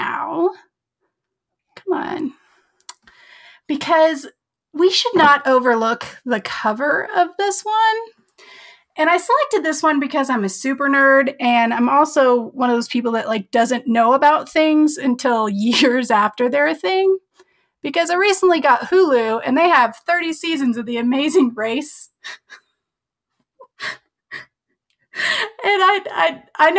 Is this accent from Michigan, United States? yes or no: no; Colorado, United States; I'm from Colorado